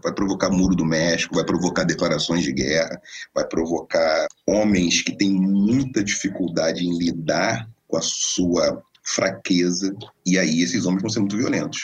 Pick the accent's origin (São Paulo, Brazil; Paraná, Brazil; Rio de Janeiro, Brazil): Rio de Janeiro, Brazil; formação muito tradicional no subúrbio carioca, né, nasceu em Oswaldo Cruz, onde fui criado e gestado e brinquei naquelas